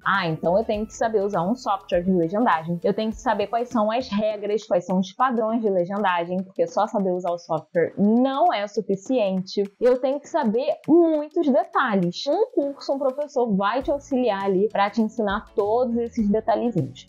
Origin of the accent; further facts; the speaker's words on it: Brazil; first language Portuguese; a língua portuguesa, que é a minha língua materna, né, gente? Eu sou brasileira, eu falo português